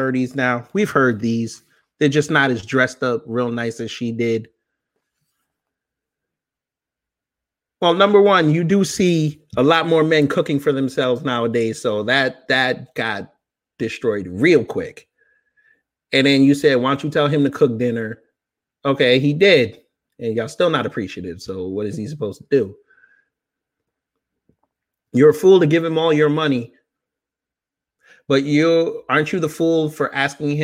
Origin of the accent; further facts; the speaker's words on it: New York, United States; I'm from New York